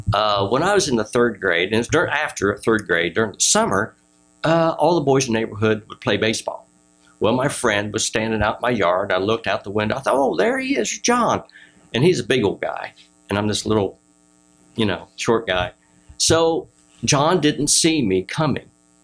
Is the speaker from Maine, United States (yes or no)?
no; Ohio, United States